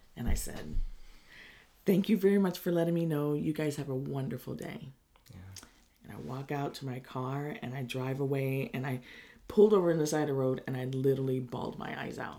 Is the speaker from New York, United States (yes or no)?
no; Middletown, California, United States; also born or lived in Berkeley, California; I grew up in Middletown and Hidden Valley, and my parents moved uh, me and my brother up there when we were I was five years old. We lived in Berkeley